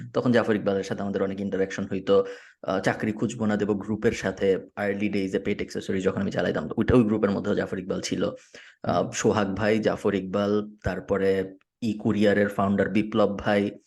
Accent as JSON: {"language": "Bangla", "country": "Bangladesh", "moved": "as an adult", "said": "আমি ছয় বছর হয়েছে বাংলাদেশ থাকি না"}